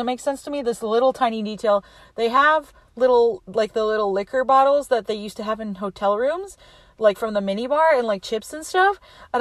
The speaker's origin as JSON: {"language": "English", "region": "Wyoming", "country": "United States", "tie": "born or raised there", "said": "growing up in Wyoming, another thing I can relate to is digging your car out in the mornings"}